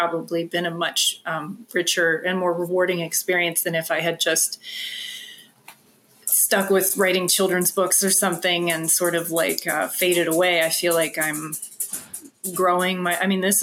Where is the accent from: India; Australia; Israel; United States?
United States; Bel Air, Maryland; moved away; I grew up in Bel Air, Maryland